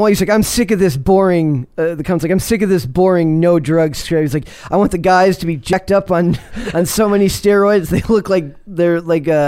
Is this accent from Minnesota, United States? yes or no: yes; Minnesota, United States; I'm from Minnesota